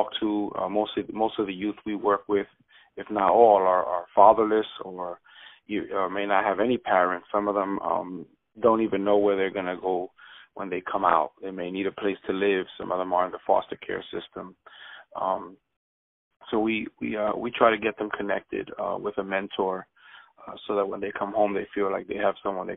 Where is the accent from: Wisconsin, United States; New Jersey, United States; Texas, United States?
New Jersey, United States; Jersey City; moved away as an adult; now in Bradenton, United States; I'm originally from Jersey City, New Jersey. Okay. Moved here about 6 years ago